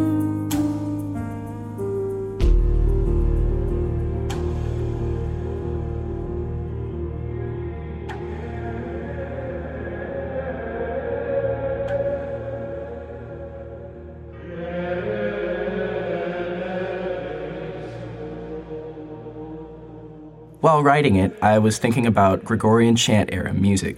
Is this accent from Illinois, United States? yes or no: no; Asheville, North Carolina, United States; my hometown of Asheville